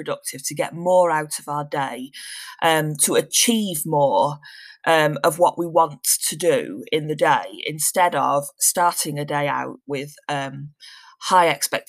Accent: Manchester, North West England, United Kingdom; now in Shropshire, United Kingdom; I'm originally from Manchester, but currently living in Shropshire.

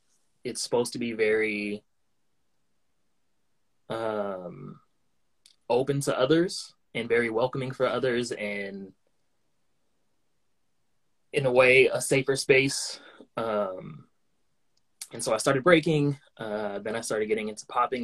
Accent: Tacoma, Washington, United States; moved away; growing up in Tacoma

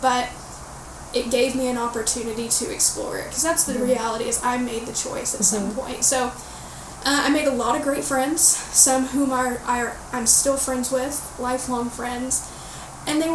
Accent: Florida, United States; growing up in the Bible Belt in Florida, it is Southern Baptist to the core

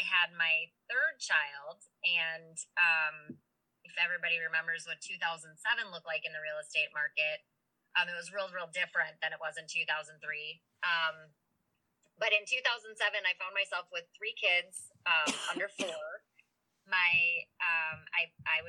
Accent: St. Paul, Minnesota, United States; I'm from St. Paul, and many of the people that I know are bar owners and are generational bar owners

